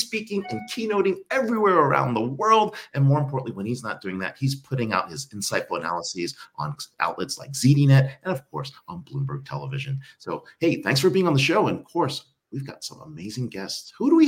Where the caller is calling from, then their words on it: Mumbai, Maharashtra, India; I'm live here from Bombay.